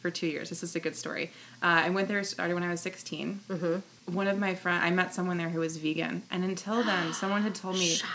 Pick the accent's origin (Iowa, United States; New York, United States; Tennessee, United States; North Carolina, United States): North Carolina, United States; moved away as an adult; now in Chicago, United States; I grew up in North Carolina and I went to college